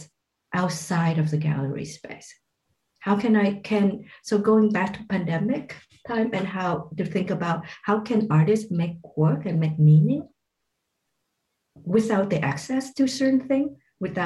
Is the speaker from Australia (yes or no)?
no; Vietnam; moved away; also born or lived in Malaysia; growing up in Vietnam during the war